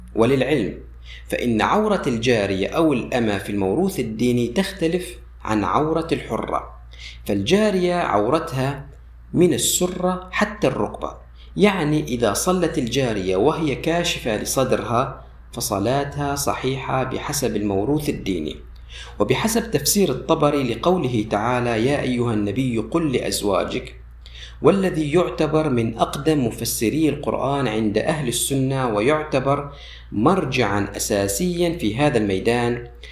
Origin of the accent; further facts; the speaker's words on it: Syria; عندنا في سوريا